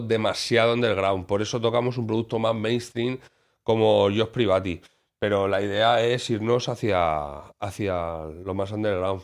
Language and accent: Spanish; Alicante, Valencian Community, Spain; como alicantino